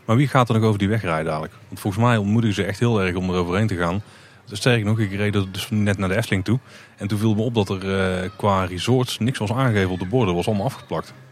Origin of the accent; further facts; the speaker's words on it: Netherlands; wij niet handelen als Nederlander.